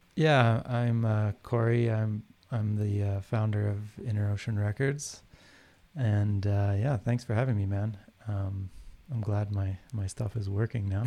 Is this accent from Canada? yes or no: yes; Calgary, Alberta, Canada; I grew up in Calgary, and so here was a big, like, rock music scene